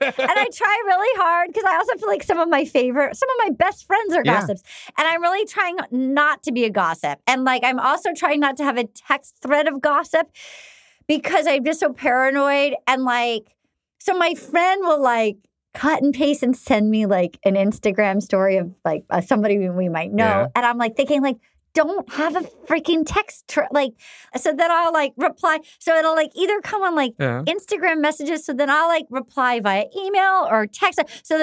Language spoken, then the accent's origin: English; Little Compton, Rhode Island, United States; I grew up in Little Compton, Rhode Island